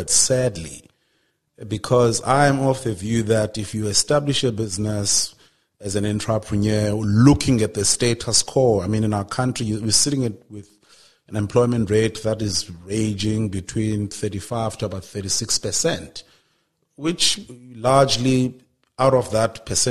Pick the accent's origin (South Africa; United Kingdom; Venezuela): South Africa; Transkei, Eastern Cape; I remember growing up in the Transkei because that's where I'm from.